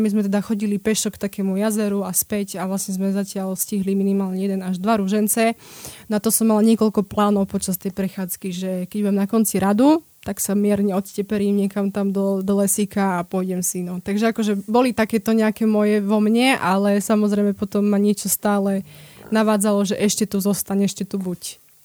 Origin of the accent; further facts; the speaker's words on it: Slovakia; moved away as an adult; also born or lived in Italy; my ako Slováci sme veľmi takí